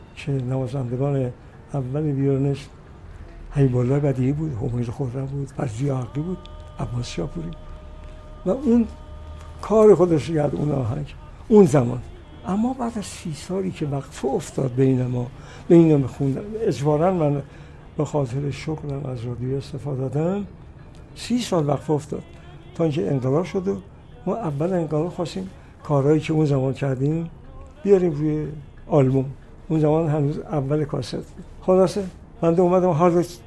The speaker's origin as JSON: {"language": "Persian", "town": "Kashan", "region": "Isfahan", "country": "Iran", "tie": "born or raised there", "also_born_or_lived": "Ravand, Kashan", "moved": "as an adult", "said": "چهار ماهگی ما اومدیم کاشان رو دیگه موندیم تا 20 سالگی تحصیلات ابتدایی متوسط رو در کاشان گذارندم"}